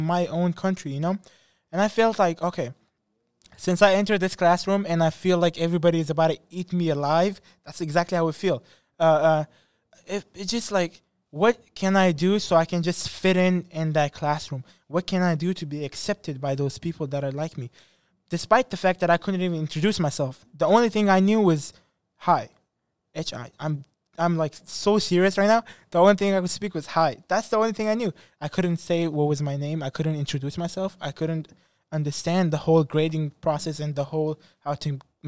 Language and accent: English; Afghanistan; English is a second language; now in United States; I'm from Afghanistan